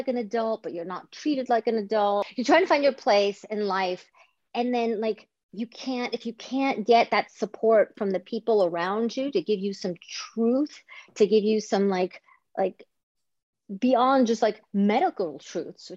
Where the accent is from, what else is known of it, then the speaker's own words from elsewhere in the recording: Greece; moved away; I grew up in Greece